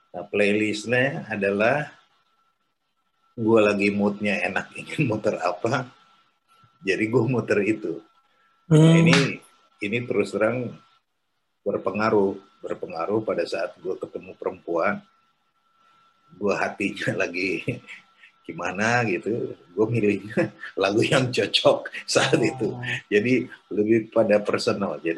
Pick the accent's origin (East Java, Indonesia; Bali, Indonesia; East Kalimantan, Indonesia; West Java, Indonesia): West Java, Indonesia; Bandung; now in Jakarta, Indonesia; gue di dipesenin sama teman-teman di Bandung kalau lu ke sana lu sebagai orang Bandung pertama radio Bandung pertama yang akan ada di Jakarta